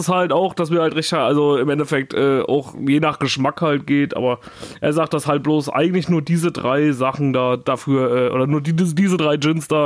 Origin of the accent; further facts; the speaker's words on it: Erfurt, Thuringia, Germany; Echt? Ja. In meiner Heimat?